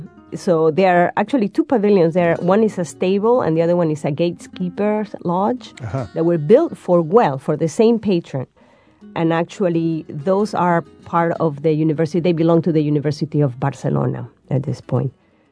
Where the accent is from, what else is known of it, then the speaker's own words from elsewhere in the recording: Peru; I mean, it's really hard for me to pick favorites, but I'm from Peru, and I'm going to start mentioning a few sites from Peru.